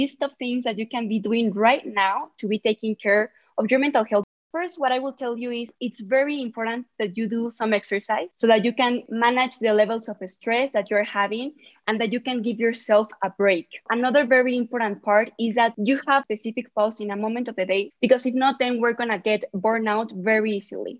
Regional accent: Mexico City, Mexico; I'm from Mexico City

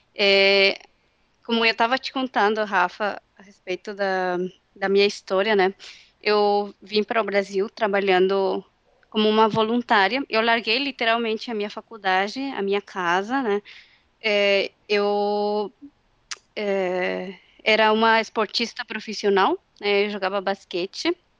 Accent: Mexico; accent: Mexican; Portuguese is a second language; moved away as an adult; now in São Leopoldo, Brazil; eu cresci numa cidade no México

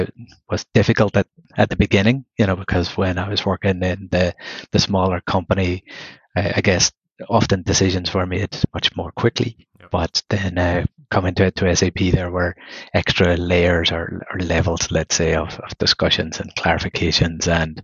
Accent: Belfast, Northern Ireland, United Kingdom; moved away; also born or lived in Galway / Dublin; originally I'm from Belfast in the north of Ireland

